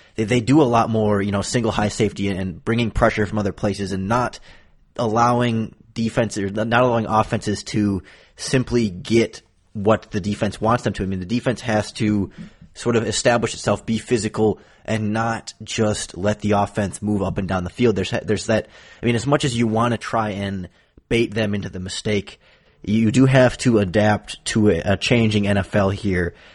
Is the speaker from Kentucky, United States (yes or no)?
no; Wisconsin, United States; growing up in Wisconsin